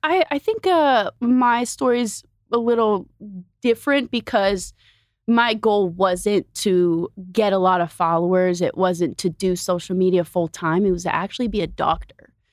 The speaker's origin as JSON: {"language": "English", "region": "Oregon", "country": "United States", "also_born_or_lived": "Bay Area", "moved": "as an adult", "lives_now": "Los Angeles, United States", "said": "I'm from Oregon, and my family just moved to L"}